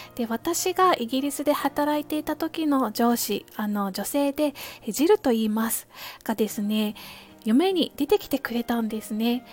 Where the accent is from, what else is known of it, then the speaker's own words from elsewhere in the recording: Kansai, Japan; moved away as an adult; also born or lived in United Kingdom; now in Tokyo, Japan; 私は関西の出身なので小さい頃から恵方巻きっていうものはあの身近だったんですけれども大人になってあの東京の方にやってきて